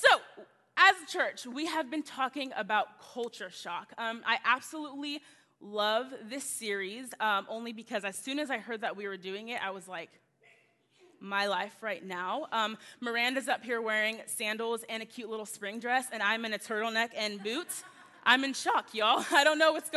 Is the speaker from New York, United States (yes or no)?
no; Texas, United States; also born or lived in Tulsa, Oklahoma; I'm born and raised in Texas